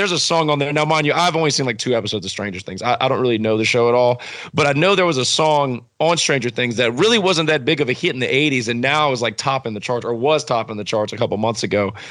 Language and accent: English; New Roads, Louisiana, United States; I grew up in New Roads, Louisiana